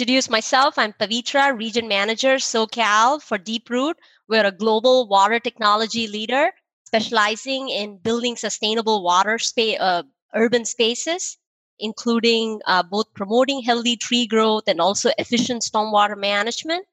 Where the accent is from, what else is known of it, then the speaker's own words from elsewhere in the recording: Chennai, Tamil Nadu, India; moved away as an adult; also born or lived in Texas; now in United States; I'm from India, southern part of India, a city called Chennai.